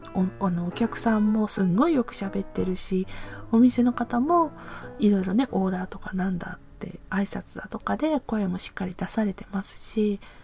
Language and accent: Japanese; Hiroshima, Japan; now in Aichi, Japan; 私広島出身